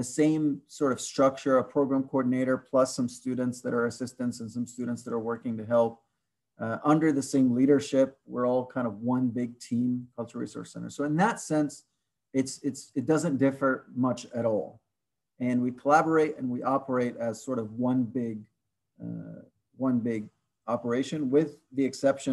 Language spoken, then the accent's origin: English; Egypt; now in Portland, United States; I'm from Egypt, although I am not an international student, but I still would identify as somebody from the North African region, which is Egypt